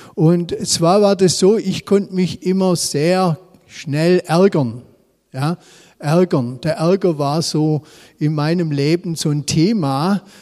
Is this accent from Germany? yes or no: yes; Swabia, Germany; selber als Schwabe